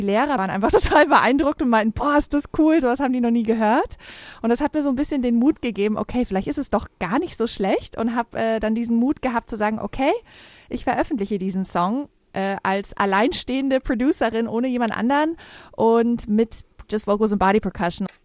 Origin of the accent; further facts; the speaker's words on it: Munich, Bavaria, Germany; Und ich komme aus München. Ich bin hier geboren und aufgewachsen, bin aber auch halb Amerikanerin